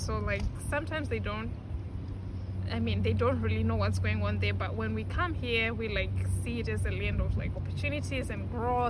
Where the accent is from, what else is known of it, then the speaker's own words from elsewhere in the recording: Zimbabwe; now in United States; Yeah, I'm from Zimbabwe. I'm not from here.